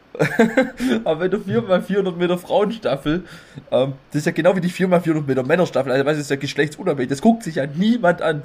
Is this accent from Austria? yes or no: no; Neuffen, Baden-Württemberg, Germany; hier bei uns in Neufen im Kaff